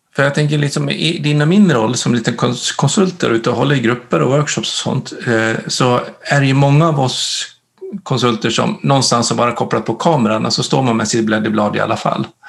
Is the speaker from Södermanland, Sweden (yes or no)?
no; Dalarna County, Sweden; jag kommer ju från Dalarna